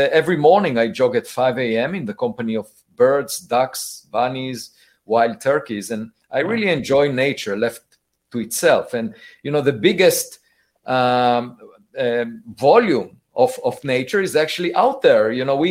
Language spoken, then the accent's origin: English; Israel; now in United States; I was born in Israel